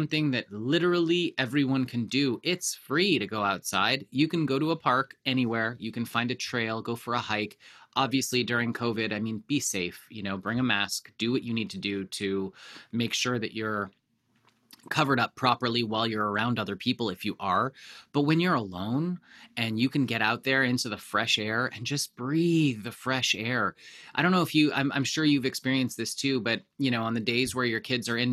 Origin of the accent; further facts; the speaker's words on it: Canada; I grew up in Canada, of course.